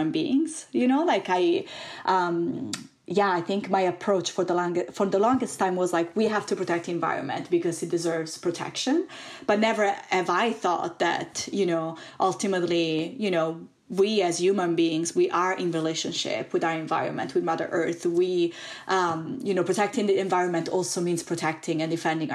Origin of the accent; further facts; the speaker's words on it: Italy; moved away as an adult; also born or lived in California, United States; I am originally from Italy